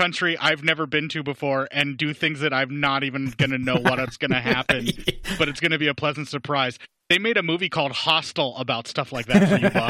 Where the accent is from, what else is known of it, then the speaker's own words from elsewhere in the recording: United States; I'm American.